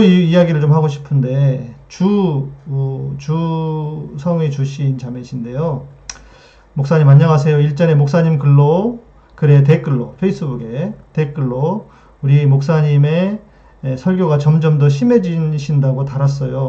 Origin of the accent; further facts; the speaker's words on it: Jeolla, South Korea; 제 고향이 이제 전라도 쪽인데